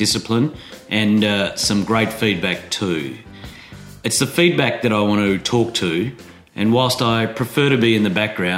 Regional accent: Adelaide, South Australia, Australia; moved away as an adult; also born or lived in Sydney; I played drums in bands in my hometown of Adelaide

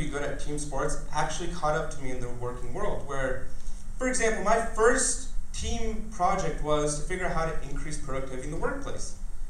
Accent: India; Because I'm an Indian, my parents already arranged my marriage.

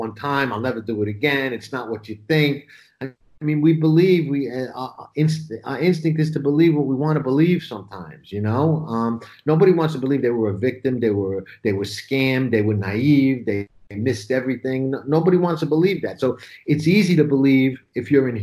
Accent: New York City, New York, United States; I grew up in Brooklyn

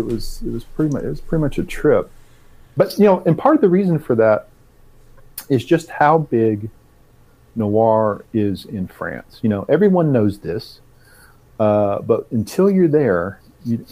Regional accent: Arkansas, United States; I'm from the South. I'm from Arkansas and was raised in a pretty religious household.

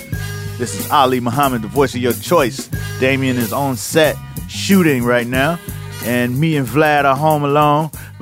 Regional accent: Miami, Florida, United States; I'm from Miami.

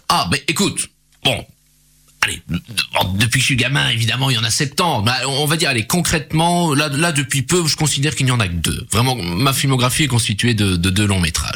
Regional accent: Charleroi, Wallonia, Belgium; je suis né à Charleroi

